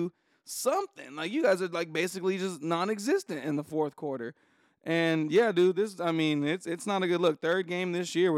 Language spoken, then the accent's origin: English; Bakersfield, California, United States; my hometown, Bakersfield.